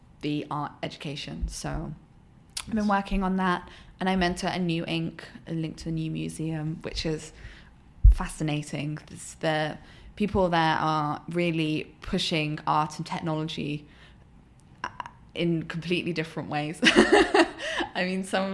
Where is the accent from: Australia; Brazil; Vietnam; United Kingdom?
United Kingdom; moved away as an adult; now in United States; I'm British.